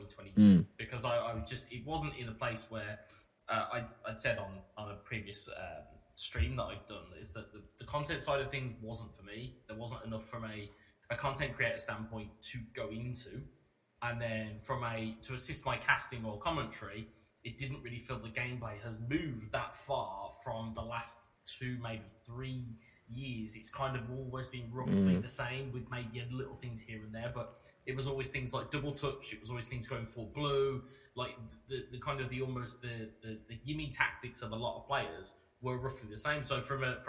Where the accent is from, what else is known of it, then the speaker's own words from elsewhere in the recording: Birmingham, West Midlands, United Kingdom; my hometown of Birmingham